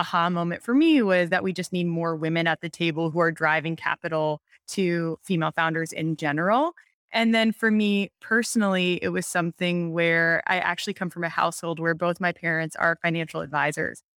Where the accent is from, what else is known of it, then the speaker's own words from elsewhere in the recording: Montana, United States; moved away; I'm from Montana originally